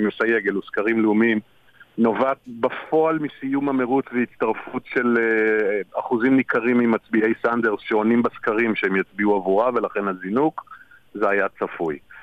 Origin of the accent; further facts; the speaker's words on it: Israel; שלנו כישראלים